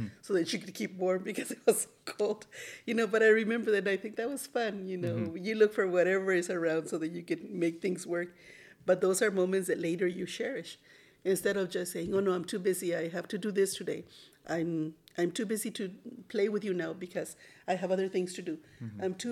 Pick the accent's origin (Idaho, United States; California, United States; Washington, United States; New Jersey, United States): California, United States; Cathedral City; also born or lived in Los Angeles, United States / Mexico; I grew up here in Cathedral City